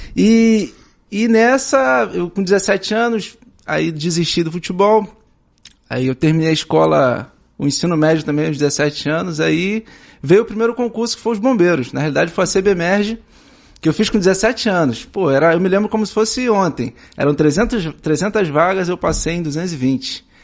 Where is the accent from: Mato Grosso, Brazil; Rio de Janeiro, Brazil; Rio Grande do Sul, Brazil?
Rio de Janeiro, Brazil; São Gonçalo; Eu sou de São Gonçalo